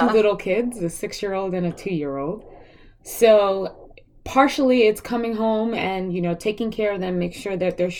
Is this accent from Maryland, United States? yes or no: no; New York City, New York, United States; I was raised in Brooklyn, so we lived in Brooklyn Heights